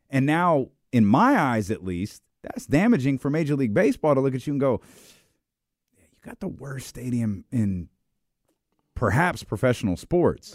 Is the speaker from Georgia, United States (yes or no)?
no; Sacramento, California, United States; I'm from Sacramento